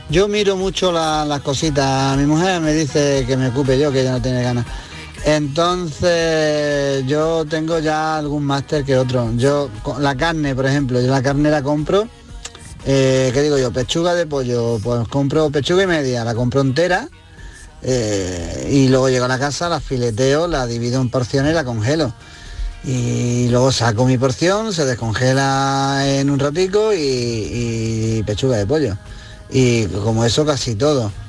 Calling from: Granada, Andalusia, Spain; de Granada.

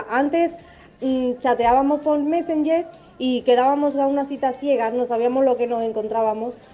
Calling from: Alcalá de Guadaíra, Andalusia, Spain; de Alcalá de Guadaira.

